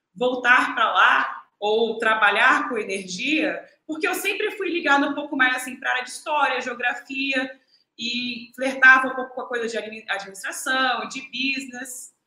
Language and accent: Portuguese; Macaé, Rio de Janeiro, Brazil; moved away as an adult; also born or lived in Rio Grande do Sul / Shanghai, China / Oslo, Norway; now in China; eu sou macaense, natural de, do Rio Grande do Sul, mas criada em Macaé, no Brasil